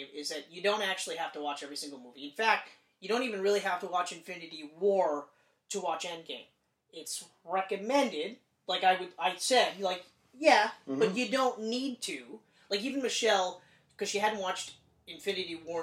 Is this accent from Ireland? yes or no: no; Canada